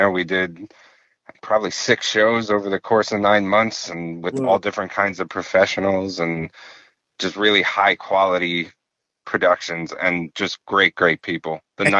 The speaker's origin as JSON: {"language": "English", "town": "East Northport", "region": "New York", "country": "United States", "tie": "born or raised there", "said": "I grew up in East Northport. Elwood was a school district, very small in Suffolk County. It's by Huntington."}